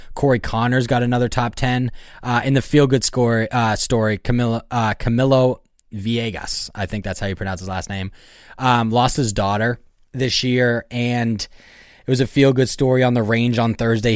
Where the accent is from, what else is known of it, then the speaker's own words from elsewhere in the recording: Boston, Massachusetts, United States; that's obviously, like, where I grew up around